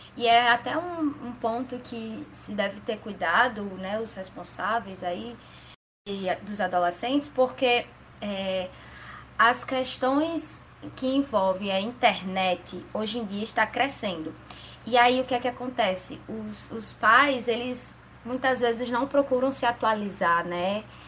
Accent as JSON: {"language": "Portuguese", "town": "Natal", "region": "Rio Grande do Norte", "country": "Brazil", "said": "eu sou de Natal, Rio Grande do Norte"}